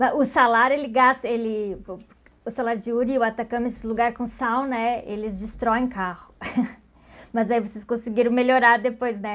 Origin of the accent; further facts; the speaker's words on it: Pelotas, Rio Grande do Sul, Brazil; Eu sou de Pelotas